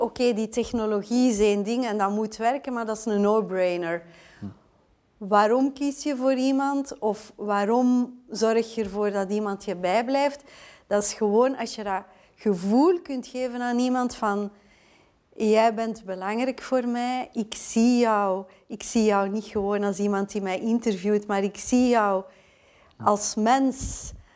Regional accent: Belgium

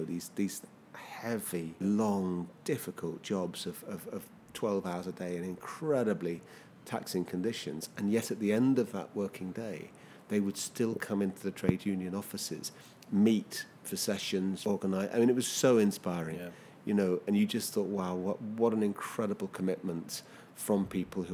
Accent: London, United Kingdom; I come from London

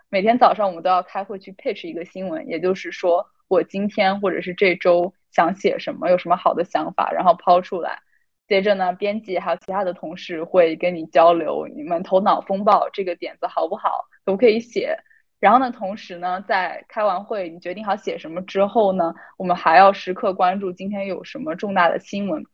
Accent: China; now in Boston, United States; 我来自中国，现在在波士顿

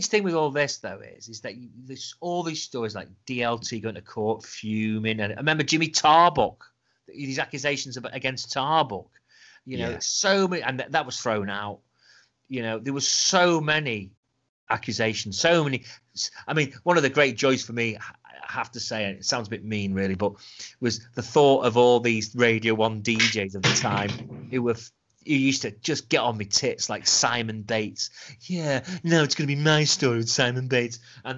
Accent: Altrincham, North West England, United Kingdom; he grew up not too far from where I grew up in Altrincham, because he was in Timperley, wasn't he, down the road.

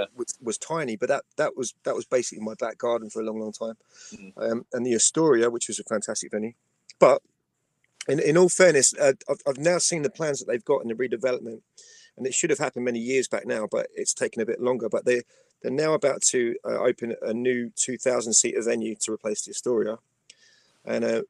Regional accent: Wallington, London, United Kingdom; I was still very much based in my hometown at that point. I was based in Wallington.

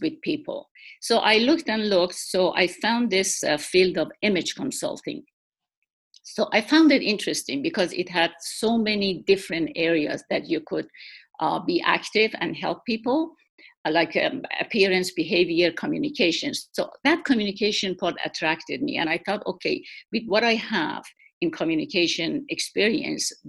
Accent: Iran; moved away as an adult; also born or lived in Shiraz, Iran; now in Washington, D.C., United States; I was born in Iran, and my early education, which was nursing, and I got a degree, bachelor's degree in nursing, that was in Iran, in Pahlavi University, in the city of Shiraz

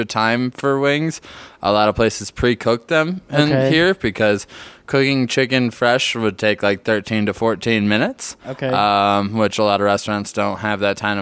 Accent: Buffalo, New York, United States; now in Denver, United States; growing up in Buffalo

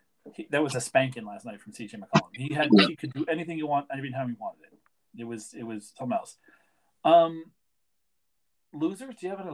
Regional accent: Canada; Because I'm Canadian

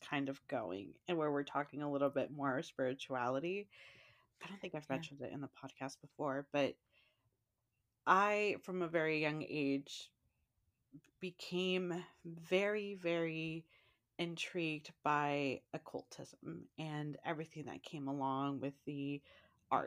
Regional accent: San Francisco, California, United States; growing up in San Francisco

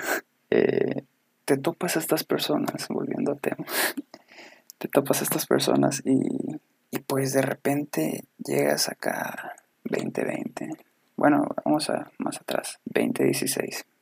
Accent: Ciudad Obregón, Sonora, Mexico; somos de Sonora, para si alguien nos escucha en otro lado. Sonora, Ciudad de Obregón

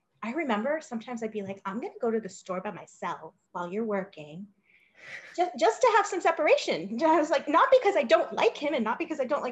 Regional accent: Los Angeles, California, United States; I came from Los Angeles, hugely diverse city

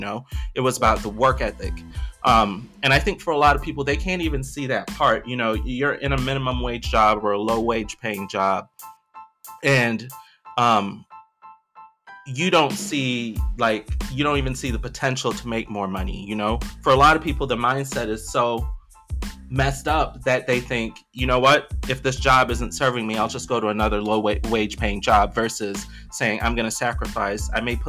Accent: Belize; moved away; so I'm, you know, I'm originally from Belize. When my family moved here, we lived in this little basement apartment, right?

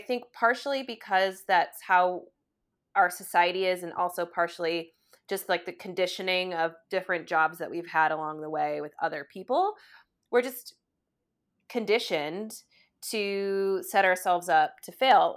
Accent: United States; we are as an American, like, society

